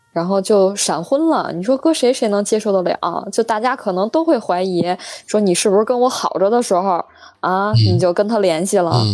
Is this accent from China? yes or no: yes; Beijing, China; 我们北京人